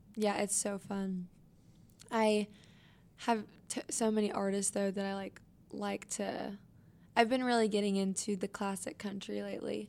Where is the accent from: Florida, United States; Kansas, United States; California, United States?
Kansas, United States; Wichita; I was born and raised in Wichita, Kansas